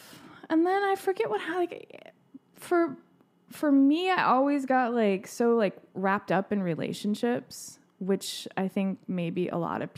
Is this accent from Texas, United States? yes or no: yes; Tyler, Texas, United States; No, I grew up in Tyler.